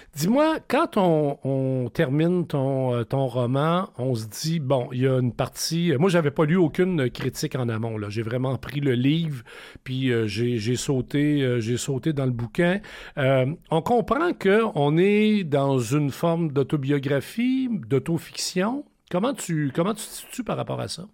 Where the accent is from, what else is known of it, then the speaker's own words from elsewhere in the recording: Thetford Mines, Quebec, Canada; moi je viens de Tetford Mines